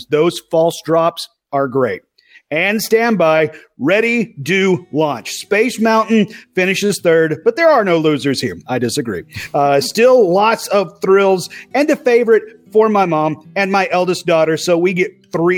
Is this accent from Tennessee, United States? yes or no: yes; East Tennessee, United States; I am the hillbilly from East Tennessee